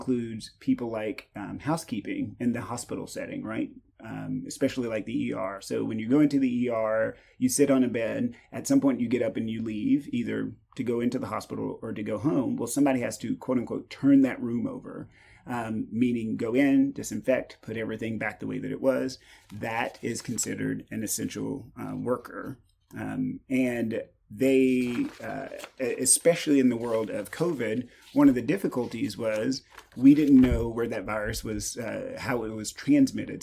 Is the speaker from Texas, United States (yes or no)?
yes; East Texas, United States; I grew up in East Texas, grew up super poor